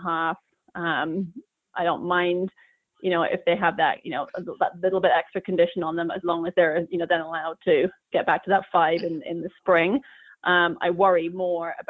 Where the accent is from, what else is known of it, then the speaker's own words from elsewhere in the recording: England, United Kingdom; now in Northern California, United States; I grew up in England